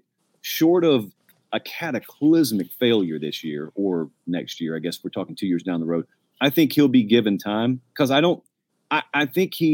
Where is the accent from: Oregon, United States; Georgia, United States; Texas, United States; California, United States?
Georgia, United States; Columbus; I grew up in Columbus, Georgia, which is kind of near Auburn